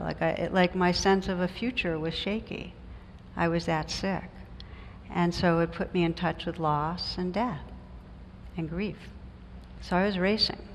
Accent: New Jersey, United States; I come from New Jersey

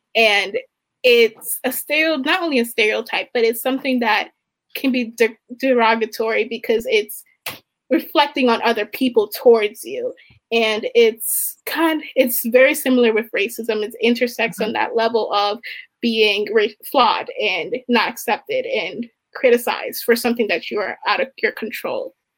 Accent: Baltimore, Maryland, United States; I'm from Maryland, and um, one reason that brought me here was because of mental health justice and equity in minority populated populated communities. Um, I'm from Baltimore

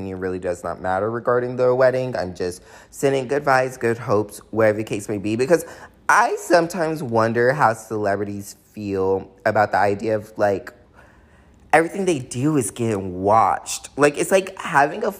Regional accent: the South, United States; growing up in the South

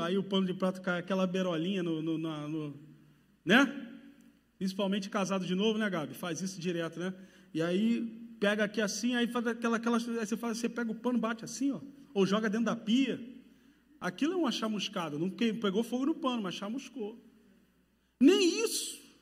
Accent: Rio de Janeiro, Brazil; moved away; pelo meu sotaque, sabe, já percebeu que eu sou do Rio de Janeiro

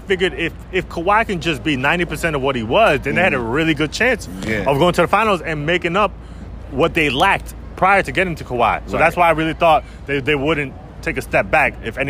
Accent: Dominican Republic; That's my home country

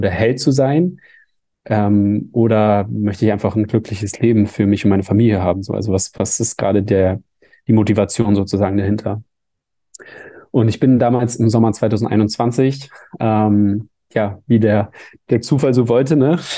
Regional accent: Hamburg, Germany; in Hamburg, der Stadt, wo ich herkomme

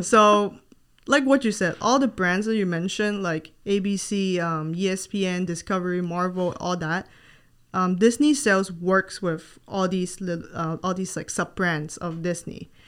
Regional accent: Hong Kong; moved away as an adult; now in Gainesville, United States; I am not from the U S, and I moved here from Hong Kong when I was nineteen to start my college education.

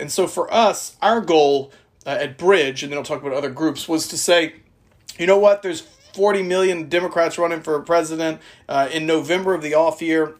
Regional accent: South Louisiana, United States; I'm from South Louisiana

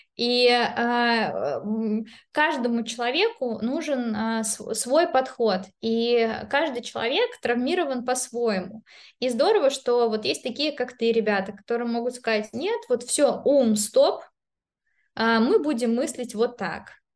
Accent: Saint Petersburg, Russia; moved away as an adult; also born or lived in Belarus; now in London, United Kingdom; я петербурженка, э, ну, как бы я не родилась в Петербурге, но я считаю себя петербурженкой, это мой любимый город на земле

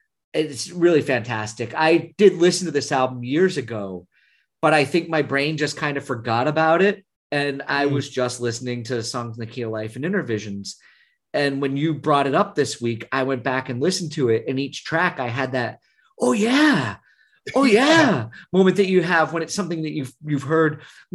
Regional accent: Northern Vermont, United States; moved away; we grew up in Northern Vermont

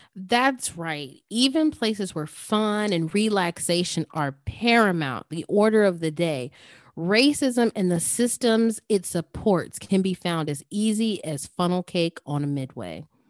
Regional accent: Indianapolis, Indiana, United States; growing up in Indianapolis, Indiana

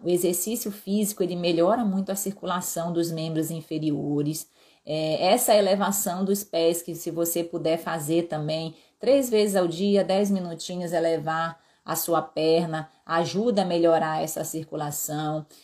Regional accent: Pará, Brazil; eu sou paraense, com herança no Ceará também. Então, na, minha terra a gente fala topada

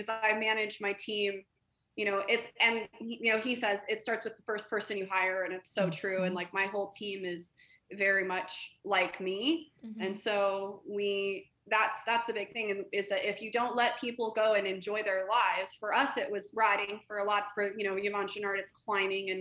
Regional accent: Colorado, United States; I grew up in Colorado

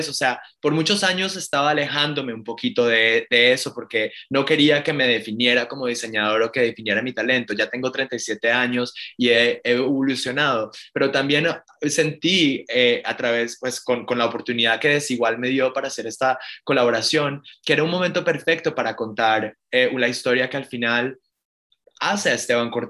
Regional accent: Miami, Florida, United States; Y para mí esto es como un tributo, un, un homenaje, no solamente a mi niñez en South Beach, eh, y al arte de mi padre

